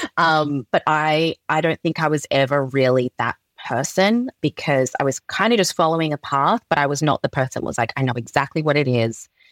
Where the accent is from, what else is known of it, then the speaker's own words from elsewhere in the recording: Perth, Western Australia, Australia; I was born and raised in Perth, Western Australia